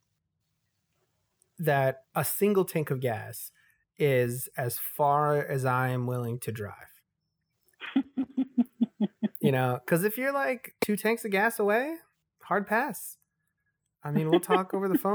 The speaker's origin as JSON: {"language": "English", "town": "Chicago", "region": "Illinois", "country": "United States", "tie": "born or raised there", "also_born_or_lived": "Texas", "moved": "as an adult", "said": "I grew up in Chicago"}